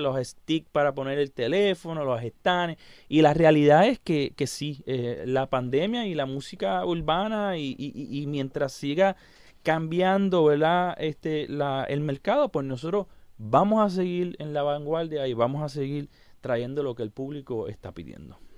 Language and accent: Spanish; Puerto Rico; soy el pianista puertorriqueño con más discos vendidos